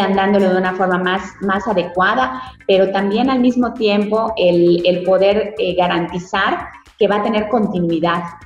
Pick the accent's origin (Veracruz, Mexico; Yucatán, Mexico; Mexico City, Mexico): Yucatán, Mexico; como yucatecos